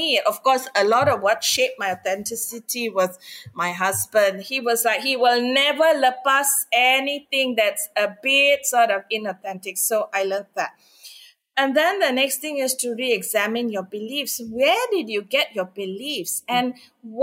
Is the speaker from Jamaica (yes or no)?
no; India; I'm Indian